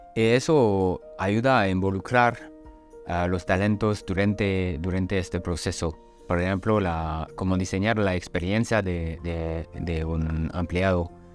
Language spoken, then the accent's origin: Spanish; France; Spanish is a second language; now in Germany; soy francés, vivo en Alemania y, trabajo en alemán y en inglés.